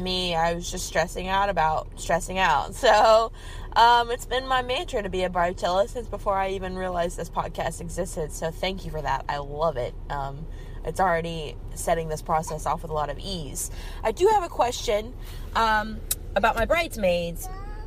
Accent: Kentucky, United States; I'm from Kentucky in the United States of America.

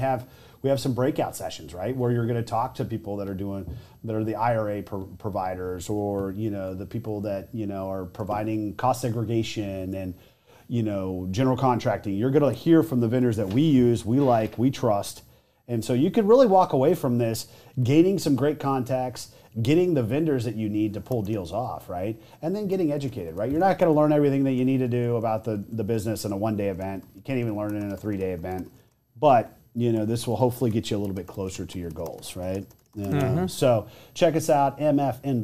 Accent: Texas, United States; I'm from Texas.

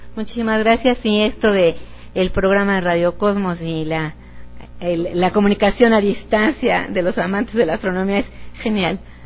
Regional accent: Mexico City, Mexico; moved away as an adult; yo soy de aquí del Distrito Federal, eh, concretamente soy romana, soy de la, de la colonia Roma

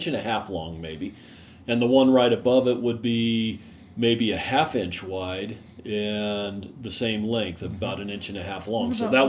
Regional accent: Basin, Wyoming, United States; We are from Wyoming, Basin, Wyoming, to be exact.

